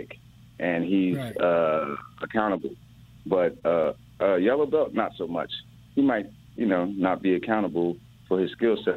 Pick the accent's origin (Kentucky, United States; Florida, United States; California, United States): Florida, United States; Miami; also born or lived in Oxford, Ohio; I'm from Miami. I played at Scott Lake, Miami Pace, and Miramar